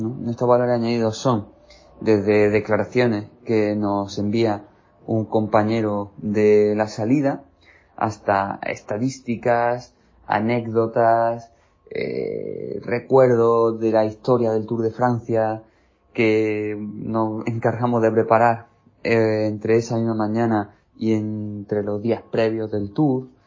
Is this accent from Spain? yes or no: yes; Spain; soy periodista español especializado en ciclismo.